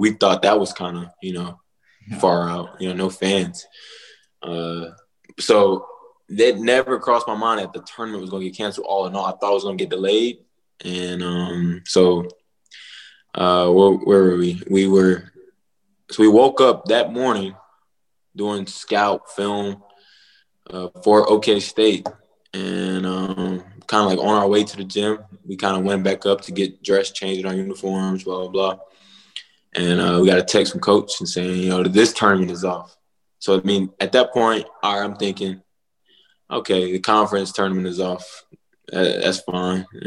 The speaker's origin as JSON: {"language": "English", "town": "Charlotte", "region": "North Carolina", "country": "United States", "moved": "yes", "said": "back in high school, I'm from Charlotte"}